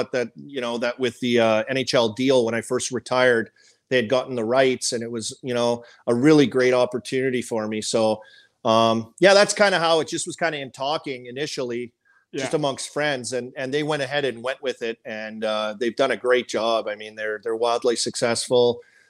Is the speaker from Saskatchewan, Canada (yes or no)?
yes; Saskatoon, Saskatchewan, Canada; also born or lived in Lloydminster / Paradise Hill, Saskatchewan; But I was born in Lloyd, so that's birthplace, Lloyd. But I grew up and moved, and all my, you know, school years were in Saskatoon